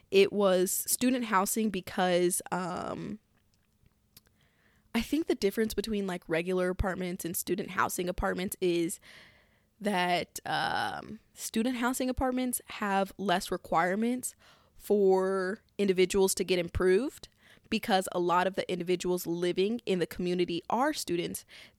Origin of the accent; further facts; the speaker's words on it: Midwest, United States; But also, I'm from the Midwest, and shit is just so cheap.